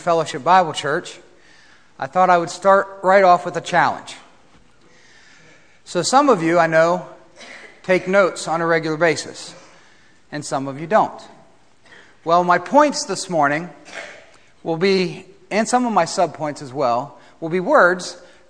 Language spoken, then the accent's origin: English; Ohio, United States; I grew up in Ohio